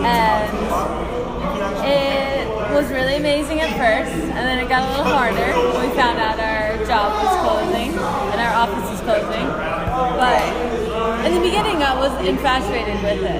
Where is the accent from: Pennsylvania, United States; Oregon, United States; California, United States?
Pennsylvania, United States; moved away as an adult; also born or lived in Washington, D.C.; now in Miami, United States; I was born in a small town in Pennsylvania, and I grew up there till I went to college in Washington, D.C.